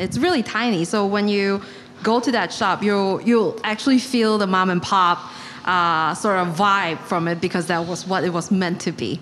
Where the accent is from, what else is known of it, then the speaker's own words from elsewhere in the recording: Malaysia; now in New York, United States; I am also born and raised in Malaysia.